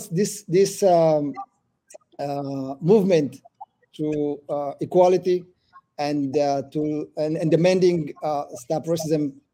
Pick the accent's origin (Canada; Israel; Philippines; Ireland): Israel; also born or lived in Ethiopia; uh, and uh, I was born in Ethiopia. Uh, I moved to Israel 34 years ago uh, when I was 10.